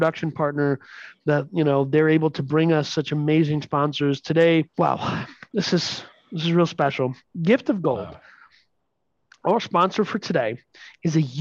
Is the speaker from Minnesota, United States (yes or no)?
yes; Minnesota, United States; We're from Minnesota